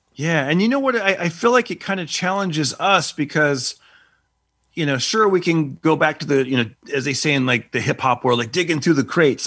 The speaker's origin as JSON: {"language": "English", "town": "Fresno", "region": "California", "country": "United States", "tie": "born or raised there", "said": "my hometown of Fresno"}